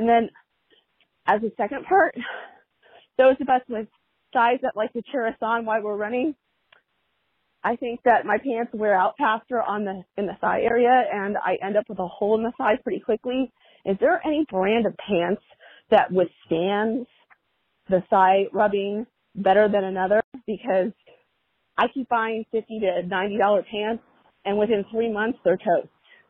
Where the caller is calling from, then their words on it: Orange County, California, United States; I'm calling from Orange County, California.